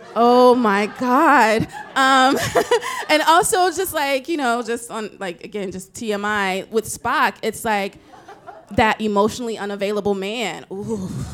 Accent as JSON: {"language": "English", "town": "Nashville", "region": "Tennessee", "country": "United States", "said": "I'm from Nashville, Tennessee"}